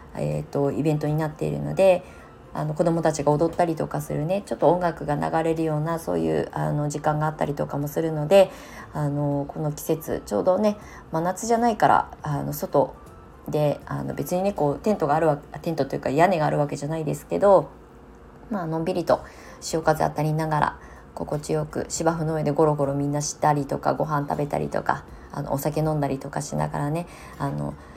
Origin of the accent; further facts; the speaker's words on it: Ibaraki, Japan; moved away as an adult; also born or lived in Tokyo; now in Shonan, Japan; 同じ茨城県内にいる